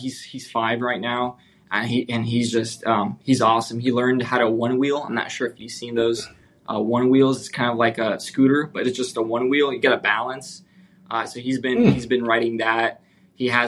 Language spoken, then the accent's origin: English; California, United States; also born or lived in Ukraine / Victorville, California / Sacramento area, California; My family decided to move to the States. So we moved. My dad was an entrepreneur in Ukraine. He owned several businesses. He had a good lifestyle in Ukraine. So we moved. Most of my life was in California